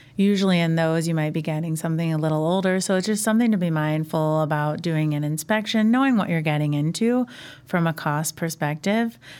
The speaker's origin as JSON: {"language": "English", "town": "Indianapolis", "region": "Indiana", "country": "United States", "tie": "born or raised there", "moved": "yes", "lives_now": "Chicago, United States", "said": "I grew up in Indianapolis"}